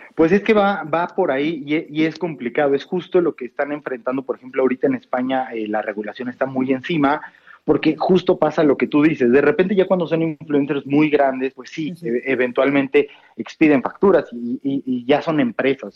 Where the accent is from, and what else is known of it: Mexico